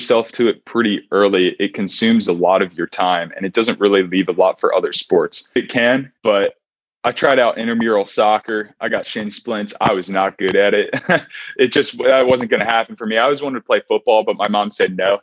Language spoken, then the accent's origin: English; Montgomery County, outside Philadelphia, Pennsylvania, United States; moved away as an adult; also born or lived in Berkeley, California; I grew up right outside of Philadelphia in Montgomery County